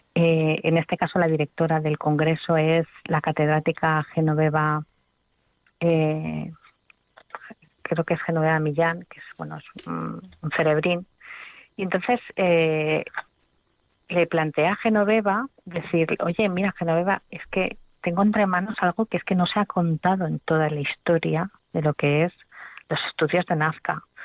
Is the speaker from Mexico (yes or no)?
no; Spain; yo como, como española y que, y que amo mi lengua